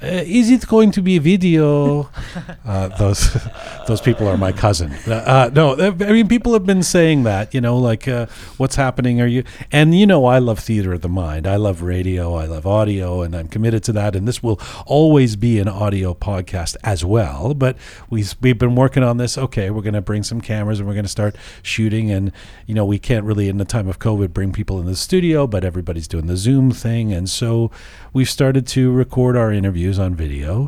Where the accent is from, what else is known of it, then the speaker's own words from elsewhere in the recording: England, United Kingdom; I grew up in England